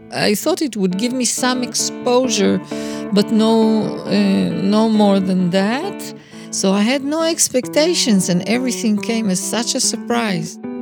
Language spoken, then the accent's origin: English; Israel; also born or lived in London; I was born in London and arrived in Israel when I was two and a half years old